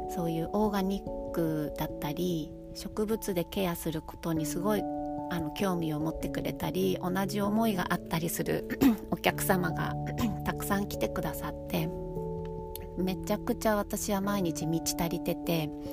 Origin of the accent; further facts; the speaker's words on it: Kanagawa, Japan; moved away as an adult; now in Ogaki, Japan; 生まれ育った神奈川県でずっと美容師をしていたんですが、えっと、結婚を機に岐阜県 に越してきて